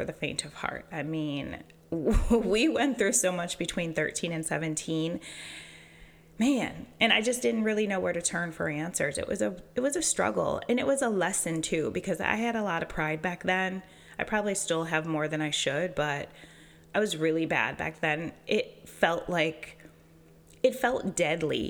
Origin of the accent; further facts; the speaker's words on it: Western New York, United States; moved away as an adult; now in Charlotte, United States; I grew up in a small, primarily Caucasian town about 20 minutes from the Canadian border